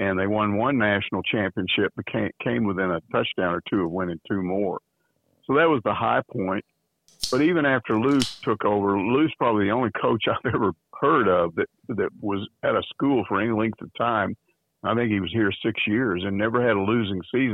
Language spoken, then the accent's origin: English; Texas, United States; moved away; I grew up in Texas